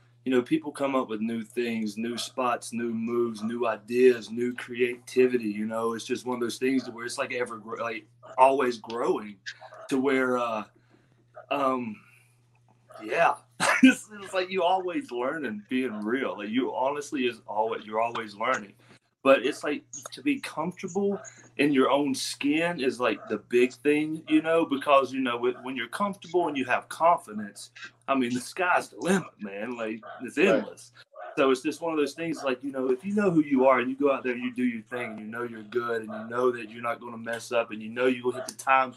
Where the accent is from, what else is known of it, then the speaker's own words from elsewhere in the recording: Pineville, West Virginia, United States; accent: country; originally, man, I'm from Pineville, West Virginia. A little small town country boy.